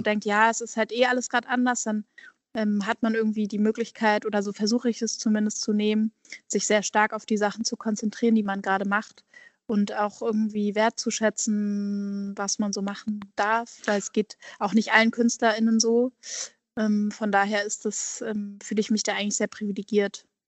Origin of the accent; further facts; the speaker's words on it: Hamburg, Germany; moved away as an adult; also born or lived in Basel / Berlin; Ich komme ja ursprünglich aus Hamburg, also Hamburg fehlt mir eigentlich immer